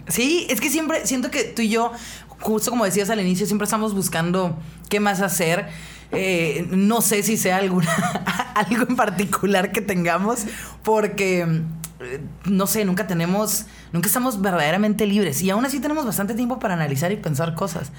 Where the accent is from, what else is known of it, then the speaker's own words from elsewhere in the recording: northern Mexico, Mexico; Soy una morra norteña de 33 años